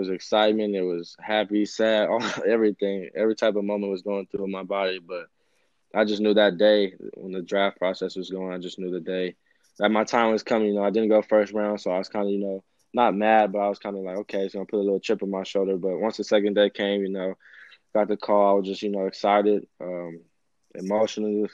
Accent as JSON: {"language": "English", "region": "Arizona", "country": "United States", "tie": "born or raised there", "said": "growing up in Arizona"}